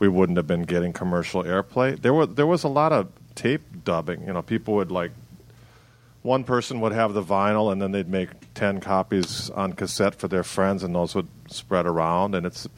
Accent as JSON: {"language": "English", "town": "Milwaukee", "region": "Wisconsin", "country": "United States", "tie": "born or raised there", "said": "growing up in Milwaukee"}